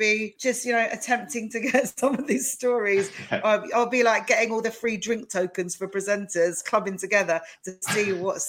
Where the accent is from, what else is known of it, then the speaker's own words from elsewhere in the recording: Essex, East of England, United Kingdom; we come from Essex, the home of every possible stellar person on the Jewish community circuit.